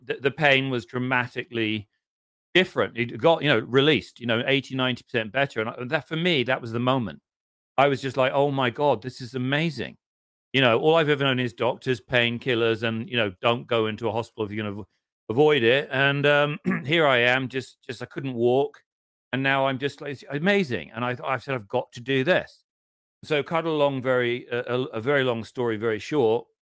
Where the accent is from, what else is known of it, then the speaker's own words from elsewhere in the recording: England, United Kingdom; of course I'm English